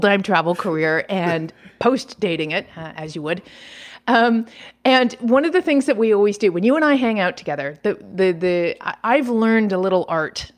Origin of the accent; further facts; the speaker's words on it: Toronto, Ontario, Canada; i do have a home base back in my hometown of toronto canada